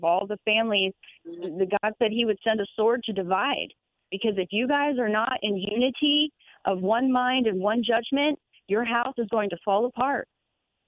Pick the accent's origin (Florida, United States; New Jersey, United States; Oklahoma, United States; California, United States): Florida, United States; my hometown in Florida